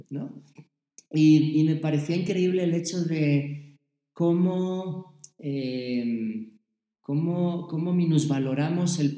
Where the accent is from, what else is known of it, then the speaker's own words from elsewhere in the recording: Mexico; Ah, pues yo de México.